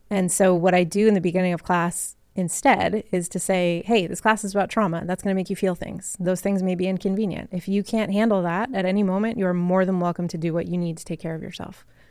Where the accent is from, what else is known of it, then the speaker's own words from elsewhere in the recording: Massachusetts, United States; I grew up in Massachusetts